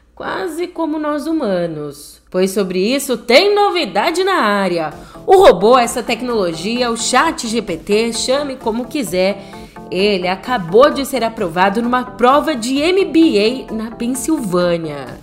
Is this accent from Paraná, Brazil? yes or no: no; São Paulo, Brazil; minha terra da garoa está completando 469 anos